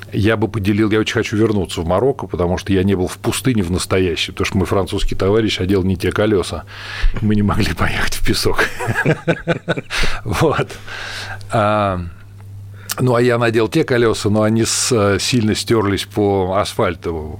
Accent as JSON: {"language": "Russian", "country": "Russia", "said": "я из России"}